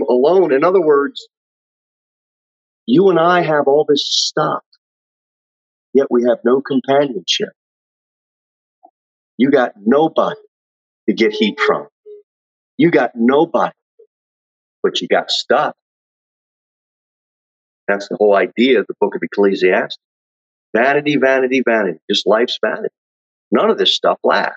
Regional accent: United States; We're just Americans.

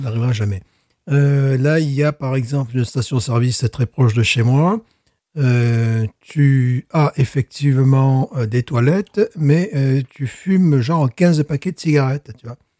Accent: France; moved away; je suis français

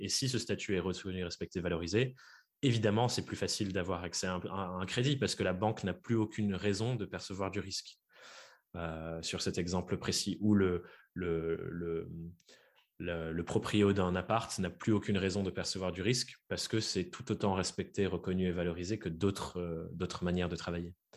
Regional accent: Dordogne, Nouvelle-Aquitaine, France; j'ai grandi en Dordogne.

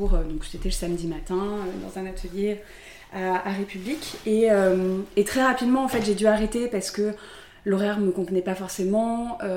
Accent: south of France, France; now in Paris, France; je suis, je suis originaire du sud de la France. J'habite à Paris

